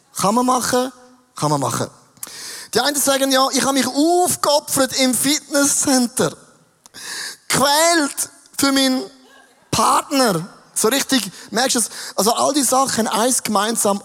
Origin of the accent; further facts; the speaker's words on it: Switzerland; als ein Schweizer